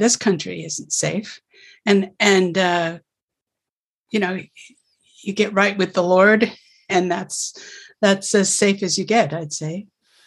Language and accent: English; United States; also born or lived in Russia